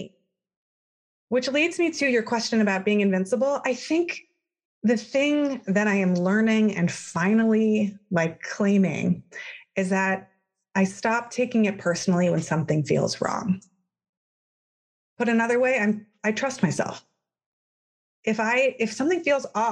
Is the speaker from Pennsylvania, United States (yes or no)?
no; Palo Alto, California, United States; moved away as an adult; also born or lived in Ohio; I grew up in Palo Alto, California, in Silicon Valley.